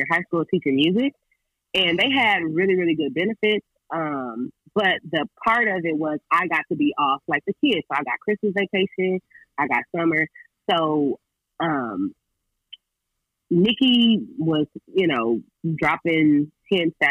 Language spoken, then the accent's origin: English; California, United States; I'm from California, so San Diego is literally 2 hours away from my crib